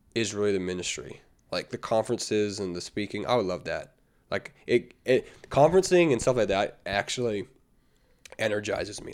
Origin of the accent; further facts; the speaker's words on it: Canada; as a Canadian